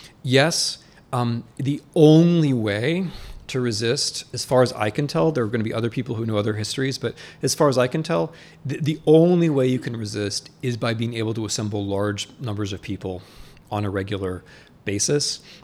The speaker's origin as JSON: {"language": "English", "region": "Midwest", "country": "United States", "also_born_or_lived": "Russia / Poland / Ukraine / Germany", "said": "I'm from the Midwest where like a lot of the doctors are Muslim"}